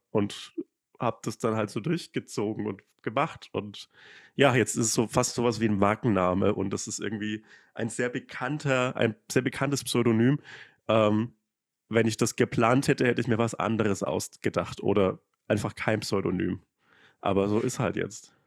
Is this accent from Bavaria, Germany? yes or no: yes; Upper Franconia, between Forchheim and Bamberg, Bavaria, Germany; accent: Franconian; moved away; ich komme halt auch aus, aus Bayern und aus dem letzten Kaff